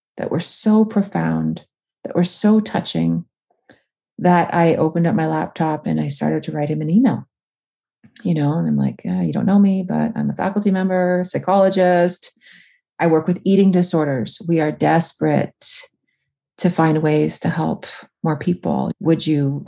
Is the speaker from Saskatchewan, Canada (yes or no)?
no; Northern Ontario, Canada; my hometown, which was really odd because I lived in Northern Ontario in a small town.